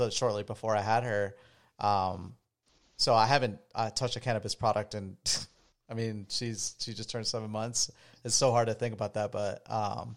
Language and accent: English; Florida, United States; moved away; where I grew up in Florida